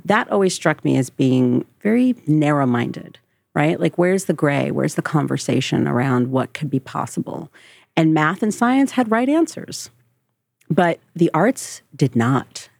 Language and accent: English; Marlboro, New Jersey, United States; also born or lived in South Carolina; I grew up in Marlborough, New Jersey